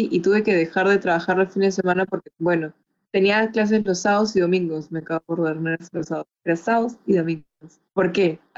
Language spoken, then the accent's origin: Spanish; Chiclayo, Lambayeque, Peru; also born or lived in Lima; Ah, bueno, pasa que yo crecí en Chiclayo. Eh, mi papá lo mandó a la base de Chiclayo y crecí ahí.